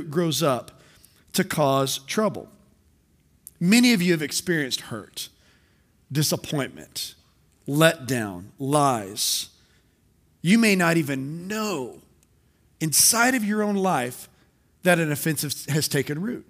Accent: South Texas, United States; I'm a South Texas boy, and growing up in South Texas

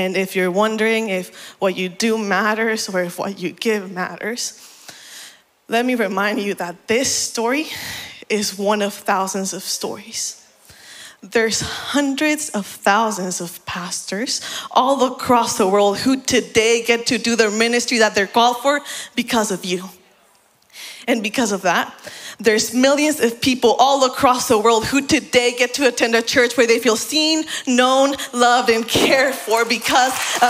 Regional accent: Mexico; moved away; also born or lived in Puebla, Mexico / Oaxaca, Mexico; the church I grew up in back in Mexico. In 2017, my family and I were living in a city called Puebla

